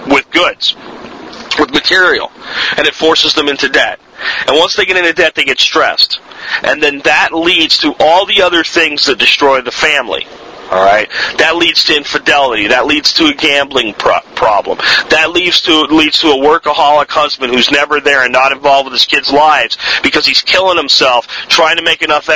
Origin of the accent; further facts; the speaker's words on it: United States; as Americans